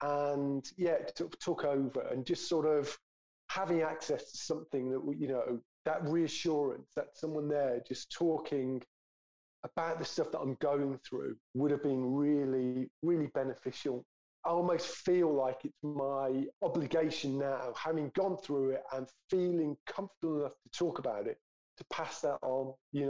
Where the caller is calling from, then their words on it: London, United Kingdom; moved away as an adult; So I'm calling in from France because what was it? 5 years ago, my wife, she was my wife at the time, my girlfriend, we're living in London.